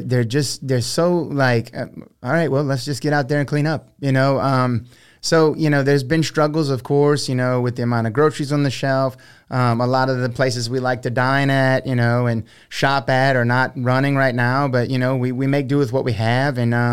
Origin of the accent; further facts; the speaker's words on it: Houma, Louisiana, United States; also born or lived in Thibodaux; now in Broussard, United States; So I was born in Thibodaux, Louisiana, yeah. Grew up in Houma, Louisiana. Houma. At about age 27, my wife and I moved to Broussard, Louisiana.